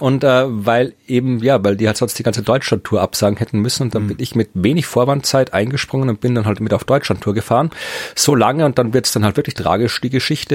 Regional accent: Lower Austria, Austria; moved away; in Österreich in ziemlich genau der Ecke gewohnt, wo ich herkomme, wo meine Eltern immer noch wohnen

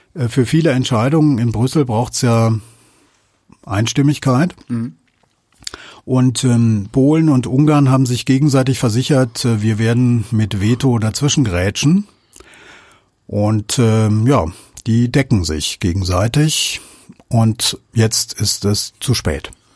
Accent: Germany; als Deutsche

